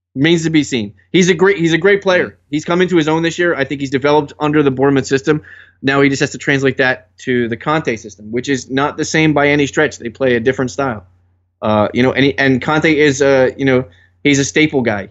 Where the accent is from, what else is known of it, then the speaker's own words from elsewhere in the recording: New Jersey, United States; I'm from Jersey